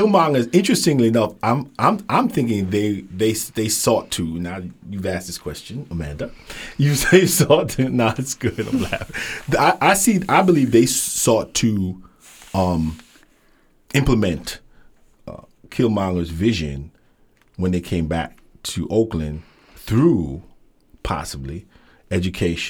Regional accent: Jamaica; I'm from Jamaica, so I'm a little biased.

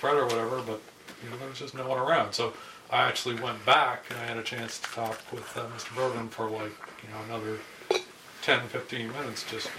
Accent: Canada; I'm a Canadian of a certain age

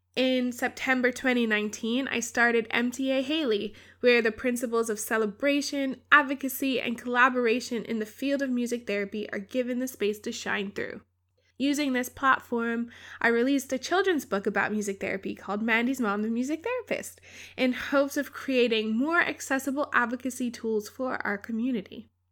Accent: Bermuda; I grew up in Bermuda, a small island in the Atlantic

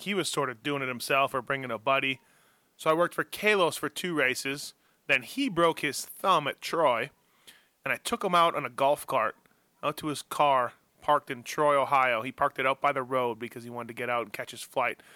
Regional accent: Canada; moved away as an adult; also born or lived in Newport Beach, California

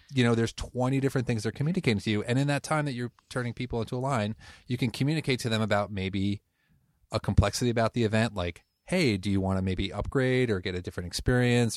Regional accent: Connecticut, United States; moved away as an adult; now in Portland, United States; I'm originally from Connecticut, moved here about twelve years ago

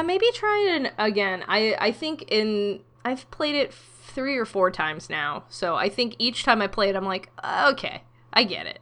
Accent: Ohio, United States; I'm from Ohio.

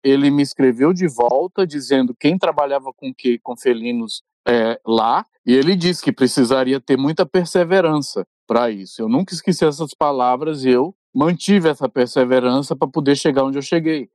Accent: São Luís, Maranhão, Brazil; nascido e criado no Maranhão

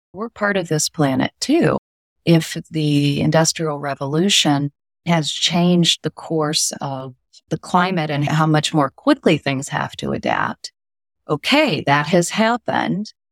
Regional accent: California, United States; moved away as an adult; also born or lived in Iowa; now in East Coast, United States; I grew up in California for the most part

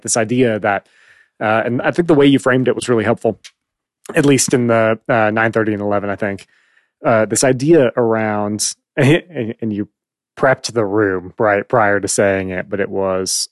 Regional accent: Phoenix, Arizona, United States; also born or lived in Chicago; Growing up in Phoenix

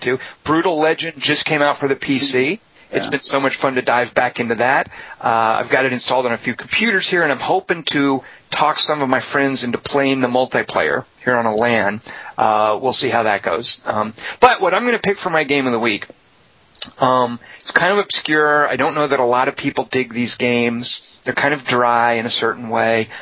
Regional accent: United States; I'm an American

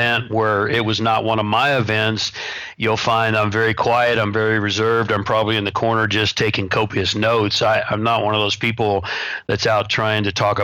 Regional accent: the Bible Belt, United States; when I was growing up in the Bible Belt. I'm actually the buckle of the Bible Belt

